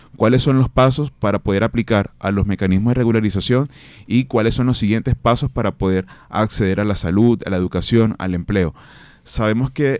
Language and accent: Spanish; Venezuela; also born or lived in Colombia; now in Barranquilla, Colombia; somos venezolanos, pero también somos colombianos, personas que hemos retornado a nuestro país. En mi caso soy hijo de padres colombianos que vieron hace 45 años la oportunidad en Venezuela